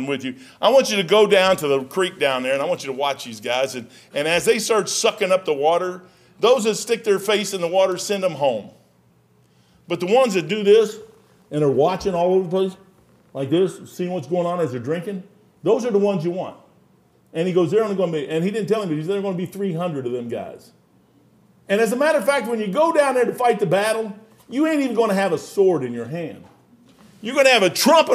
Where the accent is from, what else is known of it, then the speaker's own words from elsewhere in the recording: Salt River, Kentucky, United States; That's where I was raised, right on the Salt River